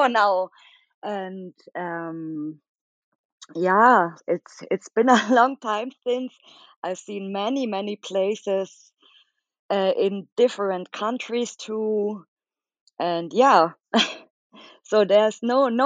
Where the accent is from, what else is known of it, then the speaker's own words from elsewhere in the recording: Munich, Bavaria, Germany; I'm from Germany in Munich